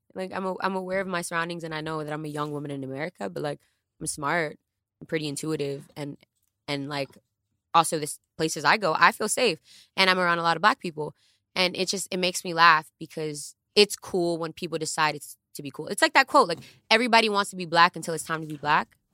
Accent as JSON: {"language": "English", "town": "New York City", "region": "New York", "country": "United States", "second_language": "English", "said": "English is my second language and I come from the Bronx"}